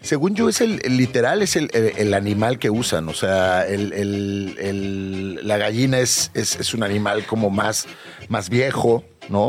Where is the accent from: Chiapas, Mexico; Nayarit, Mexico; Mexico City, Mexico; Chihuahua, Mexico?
Mexico City, Mexico; como chilangos y como mexicanos